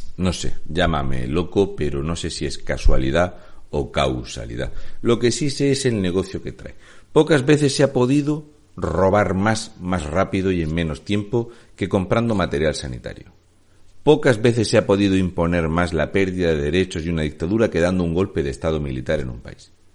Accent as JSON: {"language": "Spanish", "region": "Region of Murcia", "country": "Spain", "said": "un murciano encabronado"}